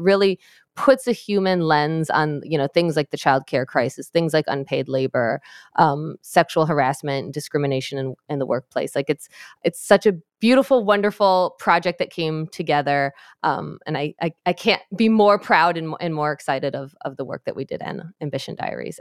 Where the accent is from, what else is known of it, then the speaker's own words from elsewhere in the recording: Michigan, United States; my home state of Michigan where I am